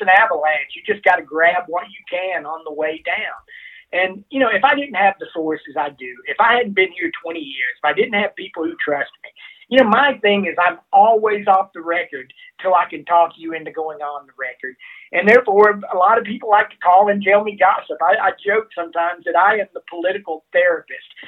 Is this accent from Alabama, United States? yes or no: yes; Alabama, United States; born or raised there; moved away as an adult; also born or lived in Mississippi; now in Colorado, United States